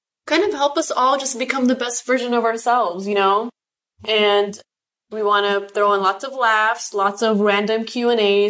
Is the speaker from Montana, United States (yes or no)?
no; Los Angeles, California, United States; also born or lived in Buena Park, Orange County, California; born and raised in Van Nuys, California. So I am a SoCal girl.